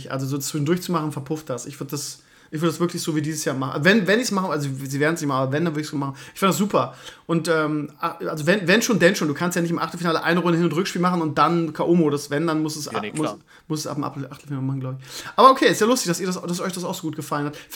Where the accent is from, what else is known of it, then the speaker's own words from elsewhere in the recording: Bremen, Germany; Das ist traurig, dass man sich als Bremer noch an sowas festkrallen muss, aber das ist das Einzige, was wir noch haben.